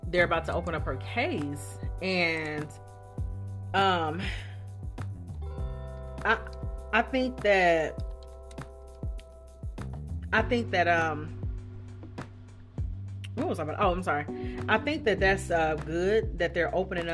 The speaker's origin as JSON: {"language": "English", "town": "Dayton", "region": "Ohio", "country": "United States", "tie": "born or raised there", "said": "there's this realtor in Dayton, in my hometown"}